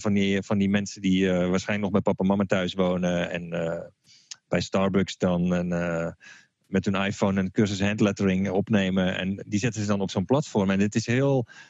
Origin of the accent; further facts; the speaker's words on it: Utrecht, Netherlands; zoals ze bij ons in Utrecht zeggen